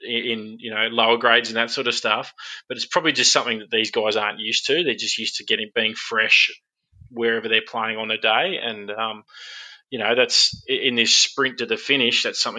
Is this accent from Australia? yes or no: yes; Queensland, Australia; And being a Queenslander myself